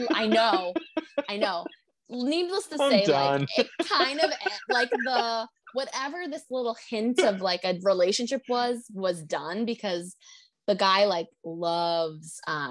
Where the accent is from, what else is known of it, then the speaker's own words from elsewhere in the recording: United States; I'm horribly American right now.